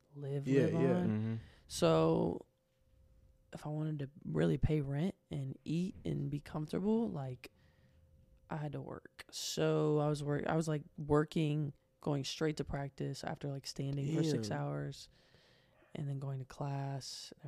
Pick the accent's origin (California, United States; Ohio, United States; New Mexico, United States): Ohio, United States; Beaver; also born or lived in Portsmouth, Ohio; I was born in a town called Portsmouth, Ohio. But I didn't live there. I lived in a town called Beaver, Ohio.